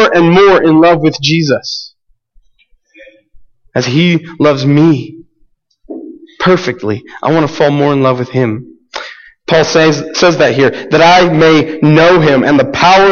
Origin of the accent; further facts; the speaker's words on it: United States; we, especially as American Christians